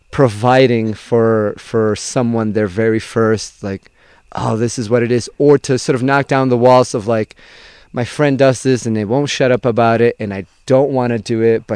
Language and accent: English; Venezuela; also born or lived in Fall River, Massachusetts; now in Boston, United States; I was born and raised in Venezuela